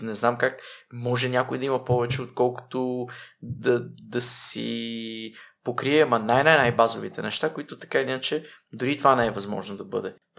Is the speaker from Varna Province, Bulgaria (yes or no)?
no; Pazardzhik, Pazardzhik Province, Bulgaria; moved away as an adult; also born or lived in Czech Republic; веднага след казармата се прибрах в моя роден град Пазарджик